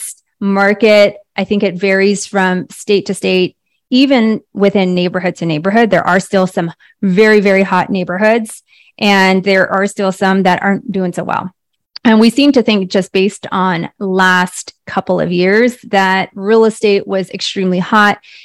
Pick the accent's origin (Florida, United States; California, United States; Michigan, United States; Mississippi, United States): California, United States; the Bay Area; moved away as an adult; now in Scottsdale, United States; I am in Scottsdale, Arizona, originally from the Bay Area, born and raised in the Bay Area